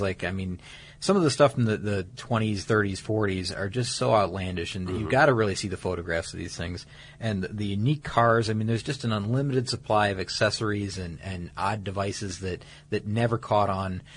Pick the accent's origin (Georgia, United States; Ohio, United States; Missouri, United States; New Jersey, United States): Georgia, United States; Atlanta; my hometown here recently, mm-hmm. around Atlanta